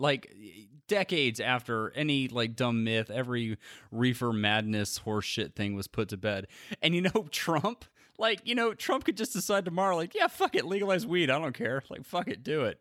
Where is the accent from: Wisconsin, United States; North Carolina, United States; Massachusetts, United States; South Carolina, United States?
North Carolina, United States; This is my home state